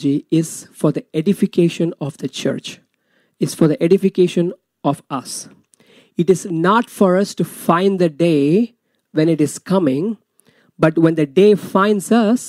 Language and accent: English; India; moved away; I'm from India